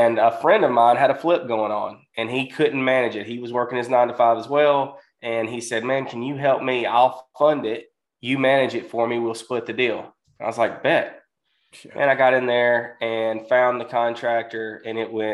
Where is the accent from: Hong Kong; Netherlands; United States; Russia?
United States; Mississippi; I'm from Mississippi